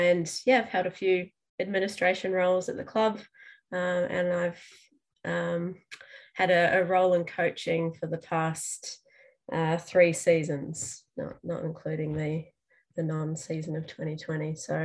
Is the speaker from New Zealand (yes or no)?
yes; New Zealand; moved away as an adult; now in Melbourne, Australia; I'm also not originally from Australia. So I came over to Melbourne from New Zealand about 14 years ago.